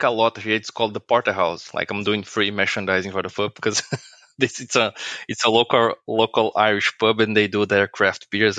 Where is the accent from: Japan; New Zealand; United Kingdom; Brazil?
Brazil; English is a second language; moved away as an adult; now in Ireland; I live in Ireland, but I'm not from Ireland. So I am from Brazil. So I was born in Brazil. I worked with Microsoft Technologies for a long time, since 2008. Then I moved to Ireland in 2018, the beginning of the year.